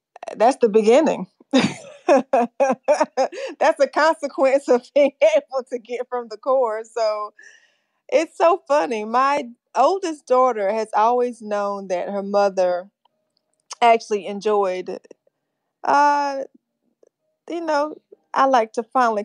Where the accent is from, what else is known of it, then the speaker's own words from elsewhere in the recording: North Carolina, United States; now in Fort Mill, United States; I was raised in North Carolina.